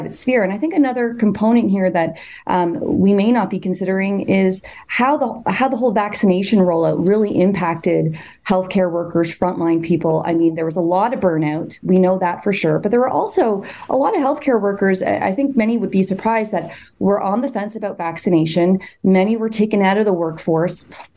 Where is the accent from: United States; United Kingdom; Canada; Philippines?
Canada; as a Canadian